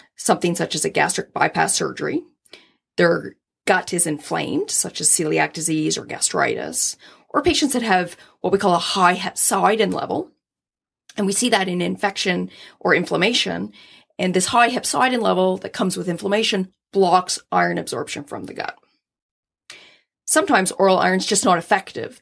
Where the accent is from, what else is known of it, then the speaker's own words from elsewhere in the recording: Scotland, United Kingdom; I'm Scottish